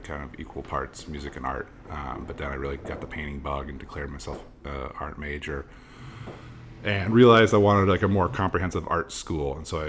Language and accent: English; Oakland, California, United States; moved away as an adult; also born or lived in Berkeley, California; now in New York, United States; I'm East Bay. I was born in Berkeley and raised in a tiny little town inside of Oakland.